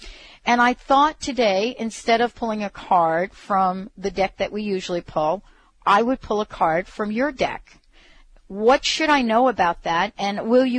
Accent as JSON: {"language": "English", "area": "the South", "region": "Southern United States", "country": "United States", "accent": "southern", "said": "I'll give you my southern accent here in a minute"}